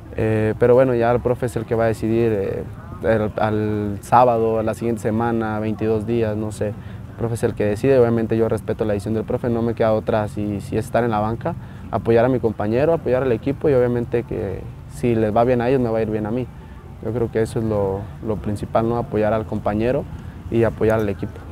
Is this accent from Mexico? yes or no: yes; Mexico; todos somos mexicanos